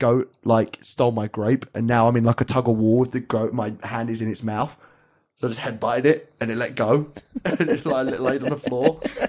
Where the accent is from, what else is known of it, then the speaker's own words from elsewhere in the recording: England, United Kingdom; we're English.